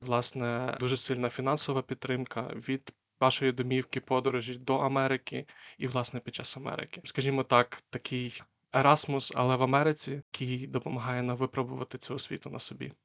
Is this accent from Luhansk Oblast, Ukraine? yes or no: no; Lviv, Lviv Oblast, Ukraine; я сам родом зі Львова.